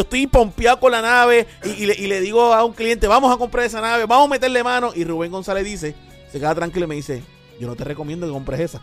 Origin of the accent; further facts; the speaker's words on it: Puerto Rico; no solamente como piloto, sino como empresario, eh, sino como puertorriqueño, que, ¿verdad? Que, levantamos una empresa aquí en Puerto Rico